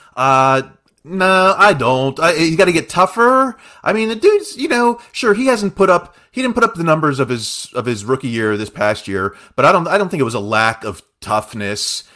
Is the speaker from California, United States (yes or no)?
no; Uniontown, Pennsylvania, United States; born or raised there